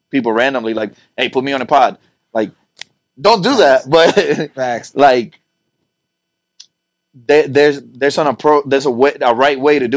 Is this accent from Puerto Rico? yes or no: yes; Puerto Rico; also born or lived in Miami; now in Las Vegas, United States; I'm I'm from Puerto Rico originally, but represent. Then I lived then I lived in Miami and a bunch of other places.